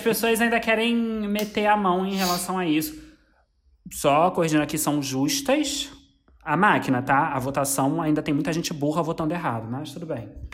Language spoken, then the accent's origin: Portuguese; Brazil; eu sou brasileiro